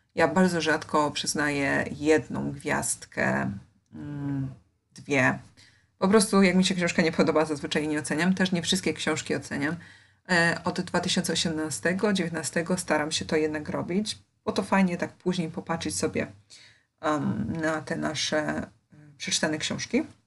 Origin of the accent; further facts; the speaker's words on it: Poland; ja wychowywałam się w Polsce